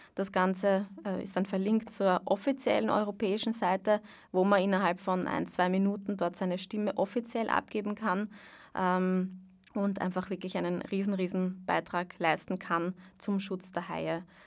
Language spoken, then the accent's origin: German; Vienna, Austria; ich bin aus Wien